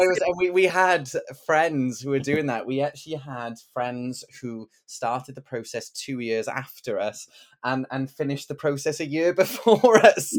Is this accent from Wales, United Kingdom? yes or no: yes; Bridgend, Wales, United Kingdom; I grew up in Bregend in the nineties